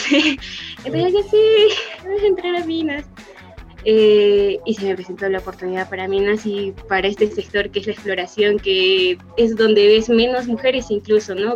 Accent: Arequipa, Peru; tengo 23 años, soy de Arequipa.

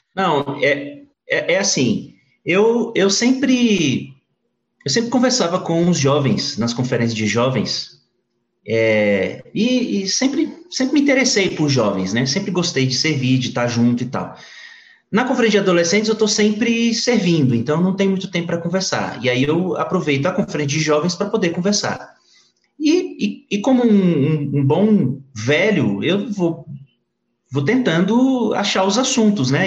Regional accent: Brasília, Federal District, Brazil; nasci aqui no Distrito Federal é, e me casei adolescente. é, sou aqui do DF

